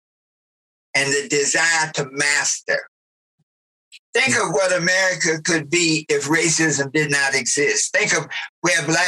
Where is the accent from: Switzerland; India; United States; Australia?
United States; the South; I grew up in the South